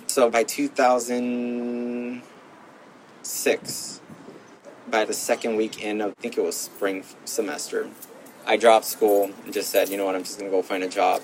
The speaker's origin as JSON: {"language": "English", "town": "Gardena", "region": "California", "country": "United States", "tie": "born or raised there", "also_born_or_lived": "Los Angeles", "said": "grew up in Gardena"}